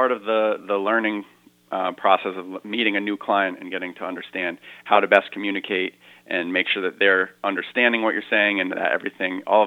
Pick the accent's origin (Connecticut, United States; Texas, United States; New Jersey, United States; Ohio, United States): Connecticut, United States; Brooklyn; moved away as an adult; also born or lived in Boston, Massachusetts / Woodstock, Connecticut; I grew up in this area. I grew up in Brooklyn. My family lives in the Pomfret area. I live in Woodstock now